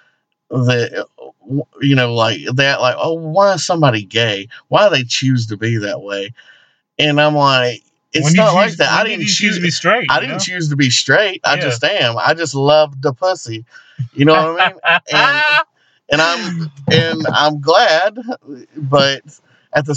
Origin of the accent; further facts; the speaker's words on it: the South, United States; We are inside the Bible Belt